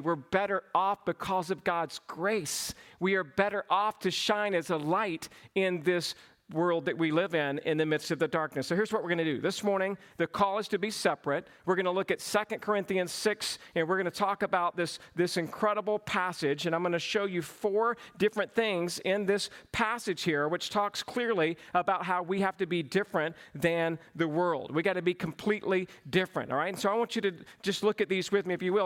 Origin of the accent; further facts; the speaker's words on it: Cochran, Georgia, United States; accent: southern; I grew up in a small town, Cochrane, Georgia.